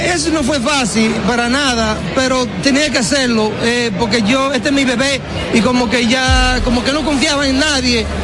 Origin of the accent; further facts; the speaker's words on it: Baitoa, Santiago, Dominican Republic; moved away; siempre voy a regresar a mi pueblo